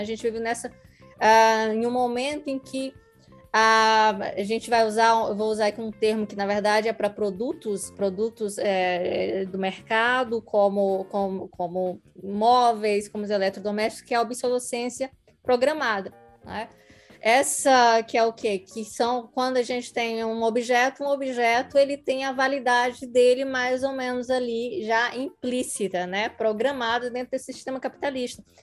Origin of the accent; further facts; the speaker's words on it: Northeast Region, Brazil; nós que somos nordestinas